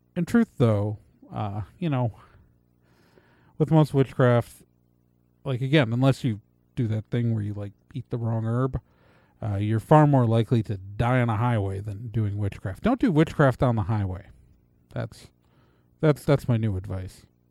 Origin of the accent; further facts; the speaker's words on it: Wisconsin, United States; I'm from Wisconsin